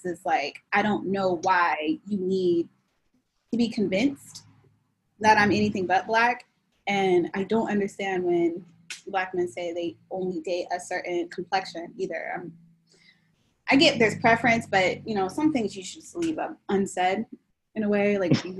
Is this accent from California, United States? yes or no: yes; Bay Area, California, United States; I'm from the Bay Area.